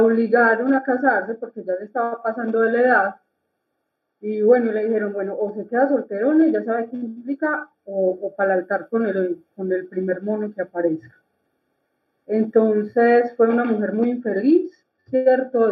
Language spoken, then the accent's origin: Spanish; Copacabana, Antioquia, Colombia; yo soy de Copacabana, Antioquia